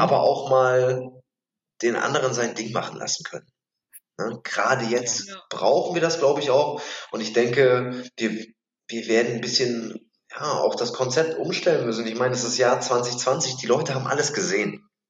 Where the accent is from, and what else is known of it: Germany; also born or lived in Mülheim an der Ruhr; now in Bremen, Germany